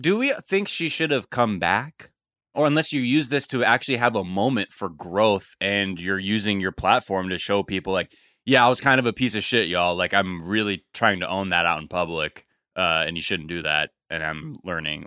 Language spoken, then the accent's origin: English; Los Angeles, California, United States